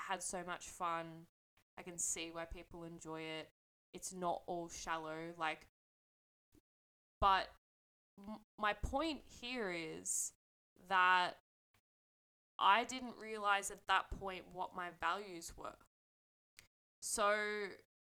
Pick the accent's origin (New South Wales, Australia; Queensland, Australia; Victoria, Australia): New South Wales, Australia; Sydney; I grew up in Southwest Sydney